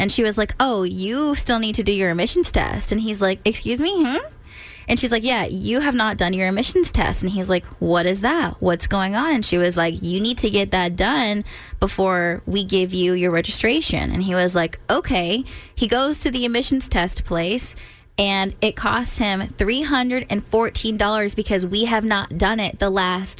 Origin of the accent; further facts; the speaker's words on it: California, United States; We are from California. We had no idea.